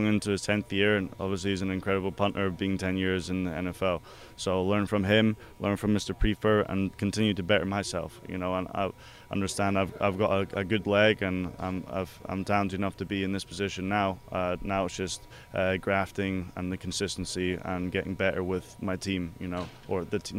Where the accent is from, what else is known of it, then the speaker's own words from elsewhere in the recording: Scotland, United Kingdom; He knew I was from Scotland.